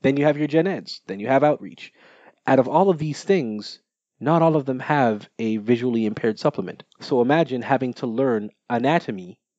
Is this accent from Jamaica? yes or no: yes; Jamaica; I am Jamaican.